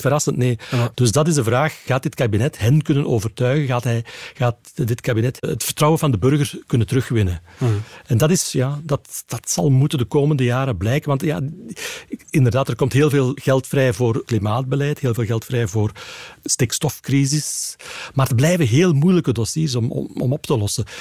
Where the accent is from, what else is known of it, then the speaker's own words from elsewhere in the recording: Flanders, Belgium; als Vlaming